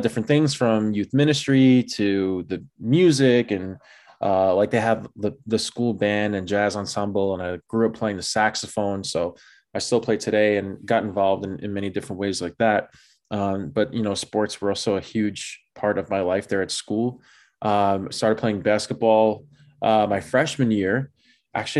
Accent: New York City, New York, United States; born and raised in the Bronx

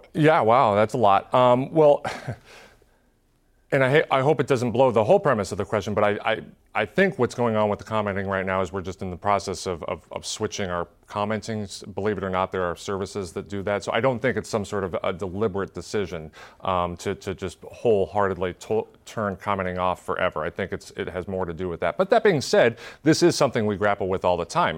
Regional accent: Tacoma, Washington, United States; my hometown

